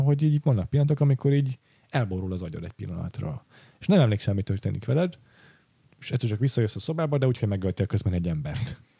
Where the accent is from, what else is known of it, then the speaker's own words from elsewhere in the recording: Western Hungary, Hungary; én meg Nyugat-Magyarországról származok